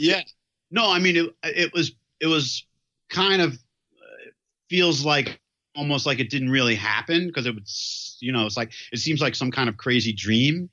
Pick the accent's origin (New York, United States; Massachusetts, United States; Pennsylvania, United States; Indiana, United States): New York, United States; New York City; I grew up in Manhattan, right in New York City, and in Chelsea